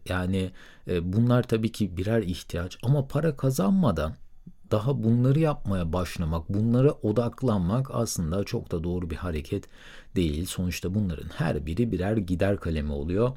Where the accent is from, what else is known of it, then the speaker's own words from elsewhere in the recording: Söke, Aydın, Turkey; moved away; also born or lived in Istanbul / Middle East; 1990 yılında Aydın'ın Sök ilçesinde doğdum